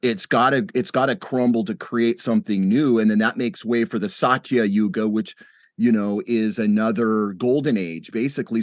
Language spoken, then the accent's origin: English; United States; as an American